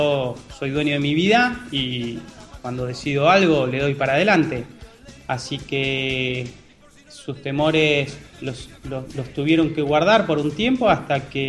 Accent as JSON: {"language": "Spanish", "country": "Argentina", "said": "Soy de Argentina, tengo 30 años, soy regular de algunos torneos en vivo y de las mesas de cash de PokerStars."}